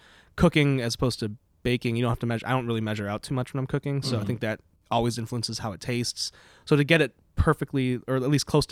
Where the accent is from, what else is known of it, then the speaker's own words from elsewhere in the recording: Palatine, Illinois, United States; now in Burlington, Vermont, United States; I'm from Illinois originally, Palatine, Illinois